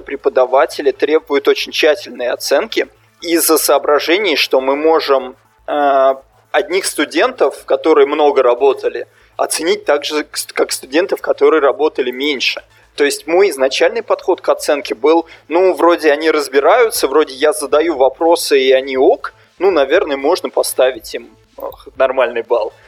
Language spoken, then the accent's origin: Russian; Russia; moved away; я из России